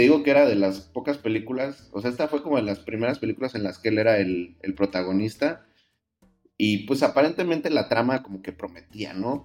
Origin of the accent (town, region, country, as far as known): Mexico